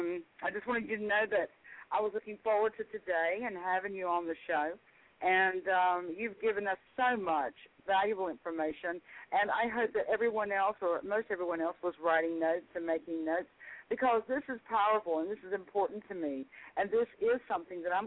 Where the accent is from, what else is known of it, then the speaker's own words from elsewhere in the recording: the South, Southern United States, United States; accent: Southern; as a Southern girl, in my Southern accent